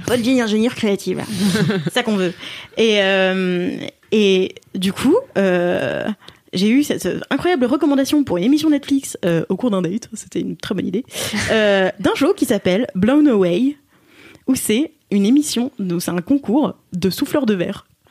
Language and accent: French; Alsace, Grand Est, France; je suis alsacienne et Philippines